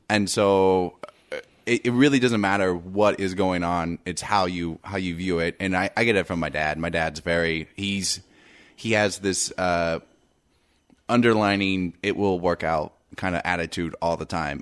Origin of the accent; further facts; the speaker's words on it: Indiana, United States; I'm from Indiana, and I grew up in a small town.